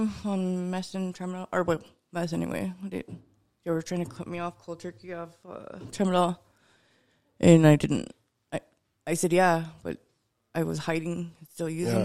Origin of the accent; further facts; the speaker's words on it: Lodge Grass, Montana, United States; also born or lived in Fort Smith, Montana; I grew up in Lodgegrass